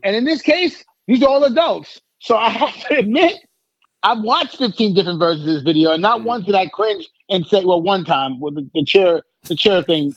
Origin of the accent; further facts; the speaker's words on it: New York, United States; now in Atlanta, United States; I'm from New York